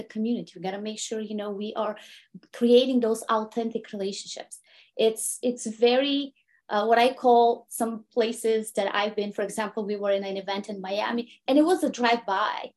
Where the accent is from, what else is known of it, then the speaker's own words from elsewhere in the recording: Bulgaria; English is a second language; moved away as an adult; now in United States; I'm an immigrant woman from Bulgaria who immigrated to the United States 20 years ago